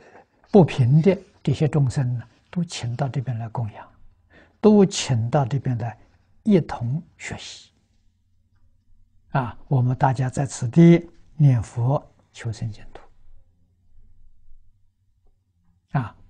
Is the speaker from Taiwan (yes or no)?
no; China; now in Australia; 我们中国人三天够了，啊，他三天不够，所以以后我就告诉大众，在澳洲要砍树的时候。七天之前通知他